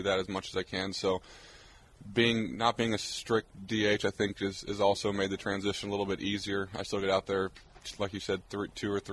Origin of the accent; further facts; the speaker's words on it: Arizona, United States; I'm from Arizona